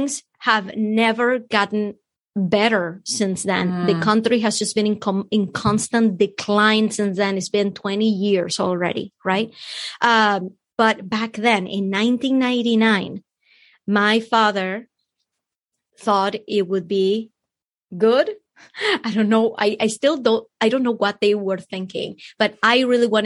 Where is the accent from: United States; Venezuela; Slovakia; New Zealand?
Venezuela; moved away; I'm from Venezuela